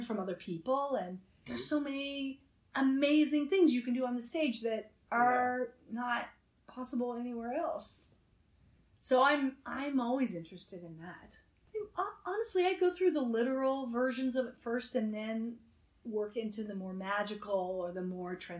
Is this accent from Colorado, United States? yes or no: yes; Denver, Colorado, United States; I was brought up in Denver, Colorado